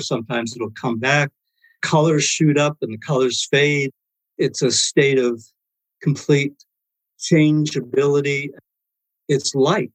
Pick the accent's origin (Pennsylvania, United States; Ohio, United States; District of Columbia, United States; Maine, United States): Maine, United States; ever since I was a kid growing up in Maine